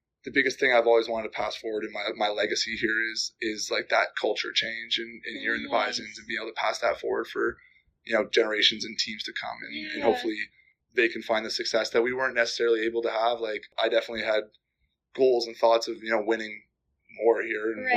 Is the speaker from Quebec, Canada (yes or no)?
no; Calgary, Alberta, Canada; moved away; I'm from Calgary, so even when I was growing up, Calgary was always kind of like big.